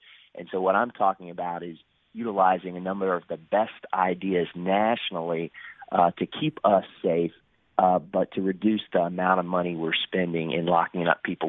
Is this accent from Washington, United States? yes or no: no; Florida, United States; I'm from Central Florida. I grew up there, third generation, married my high school sweetheart